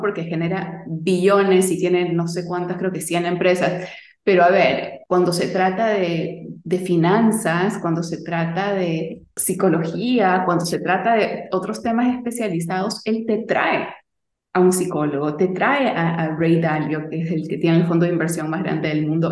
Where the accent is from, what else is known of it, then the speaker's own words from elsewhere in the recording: Lima, Peru; yo nací y crecí en Lima, Perú